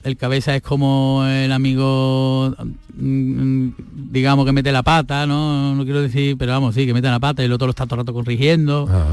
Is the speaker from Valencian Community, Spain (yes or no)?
no; Seville, Andalusia, Spain; Yo soy de Sevilla